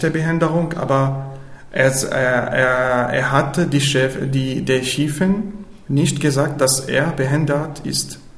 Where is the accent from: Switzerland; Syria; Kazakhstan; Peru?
Syria; moved away as an adult; now in Austria; ich komme aus Syrien, ich bin äh, 26 Jahre alt, ich bin in Österreich seit äh, 15 Monaten